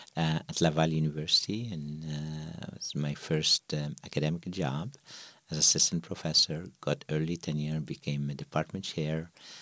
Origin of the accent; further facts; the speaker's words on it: Tunisia; So I'm originally from North Africa, Tunisia, born to parents who value education.